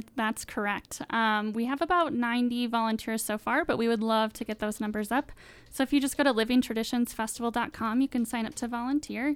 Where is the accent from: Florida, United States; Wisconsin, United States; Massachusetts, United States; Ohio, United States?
Wisconsin, United States; now in Salt Lake City, United States; I'm originally from Wisconsin, not Utah